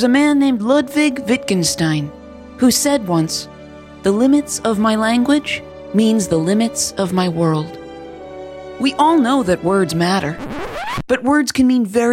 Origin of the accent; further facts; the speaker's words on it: East Coast, United States; I'm from the East Coast